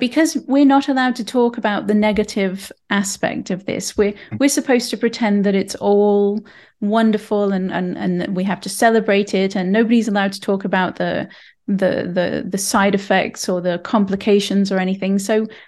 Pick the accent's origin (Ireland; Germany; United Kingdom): United Kingdom; England; now in Canada; I'm from England